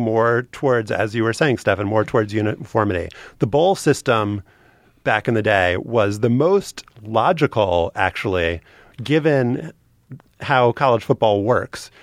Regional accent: New Orleans, Louisiana, United States; I grew up in New Orleans

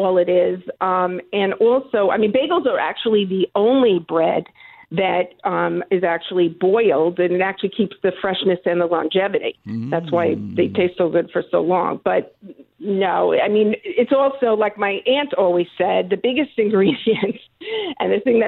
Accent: Woodmere, New York, United States; I actually grew up in Long Island. I lived in Woodmere

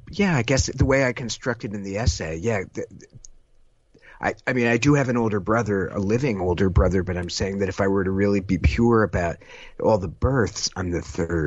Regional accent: San Jose, California, United States; I'm from San Jose, California.

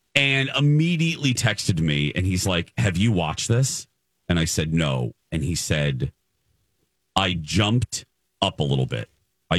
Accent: Indiana, United States; moved away; Indiana. My home state, of course.

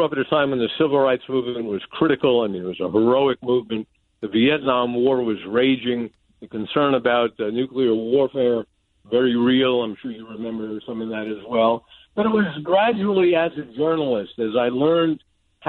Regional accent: New York City, New York, United States; moved away as an adult; also born or lived in Capital Region, New York; now in Florida, United States; I grew up in the Bronx

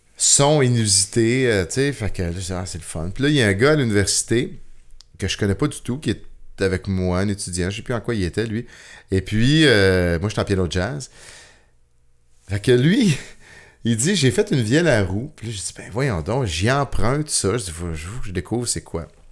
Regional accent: Saint-Jean-sur-Richelieu, Quebec, Canada; now in Saint-Antoine-sur-Richelieu, Canada; je suis né à Saint-Jean sur Richelieu

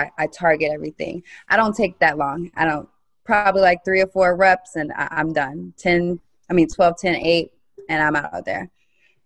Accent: Vero Beach, Florida, United States; moved away; I'm from Vero Beach, Florida

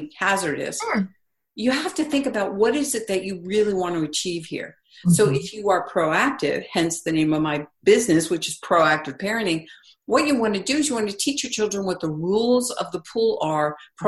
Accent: East Coast, United States; I grew up on the East Coast

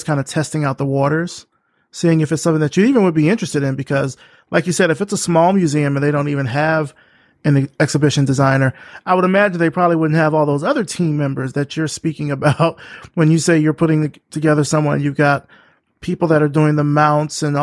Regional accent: Selma, Alabama, United States; I'm from Selma, right. Alabama.

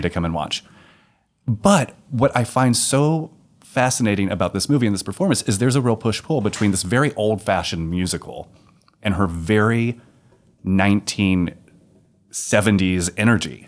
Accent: Texas, United States; a simple heterosexual from Texas

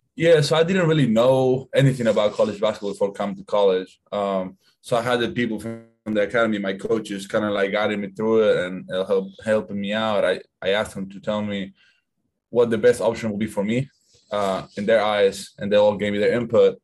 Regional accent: Argentina; moved away; I'm from Argentina.

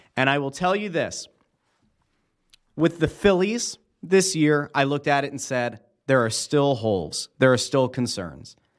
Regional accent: Schuylkill County, Pennsylvania, United States; I grew up in Schuylkill County

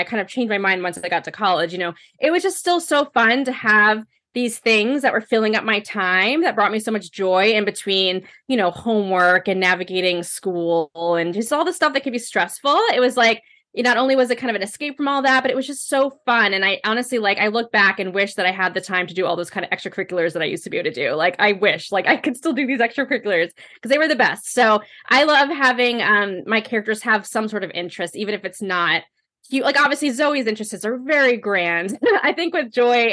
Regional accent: United States; now in Connecticut, United States; I grew up right outside of New York City

